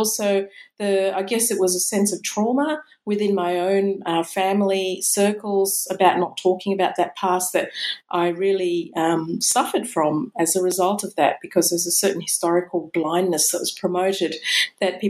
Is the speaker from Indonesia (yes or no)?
yes; Malang, East Java, Indonesia; moved away; I was born in Indonesia and I spent all of my primary schooling years in Indonesia in a town called Malang